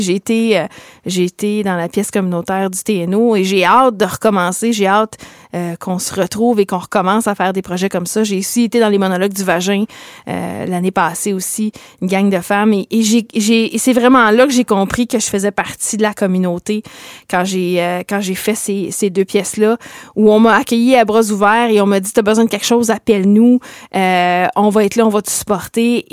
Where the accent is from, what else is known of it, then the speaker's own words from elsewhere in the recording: Abitibi-Témiscamingue, Quebec, Canada; moved away as an adult; now in Sudbury, Canada; J'ai grandi au Québec et je m'étais dit, je vais venir à Sudbury. C'est pas loin de par chez nous parce que moi, je viens du Nord, je viens de la l'Abitibi-Témiscamingue